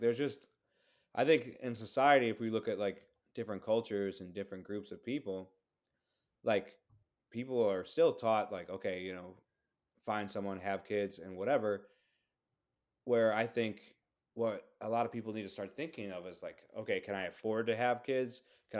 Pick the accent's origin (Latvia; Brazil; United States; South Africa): Brazil; I'm being from Brazil